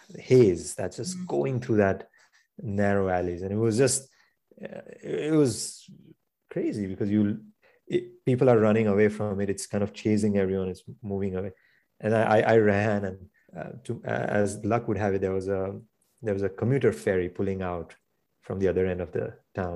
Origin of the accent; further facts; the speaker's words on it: New York City, New York, United States; I hear this loud noise, and how we are as a New Yorker going my way to work.